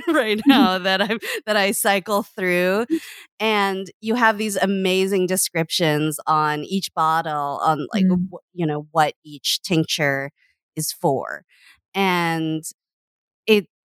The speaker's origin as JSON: {"language": "English", "country": "Canada", "tie": "born or raised there", "said": "I grew up in Canada"}